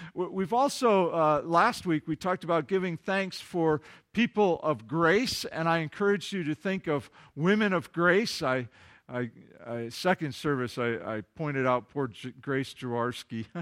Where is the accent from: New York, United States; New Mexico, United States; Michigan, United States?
Michigan, United States; Kalamazoo; Kalamazoo, my hometown